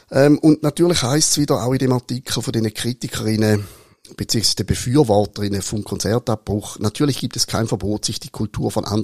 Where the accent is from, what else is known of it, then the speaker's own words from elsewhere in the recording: Switzerland; wenn ich als Schweizer ich sehe zwar ein bisschen aus wie ein Italiener, aber ich bin keiner.